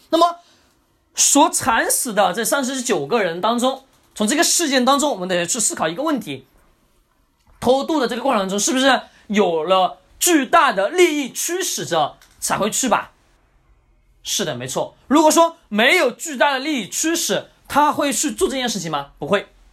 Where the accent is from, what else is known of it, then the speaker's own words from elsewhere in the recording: China; 我们中国人